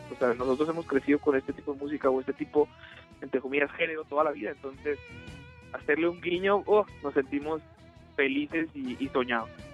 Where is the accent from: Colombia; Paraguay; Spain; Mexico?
Mexico; northern Mexico; los tres somos norteños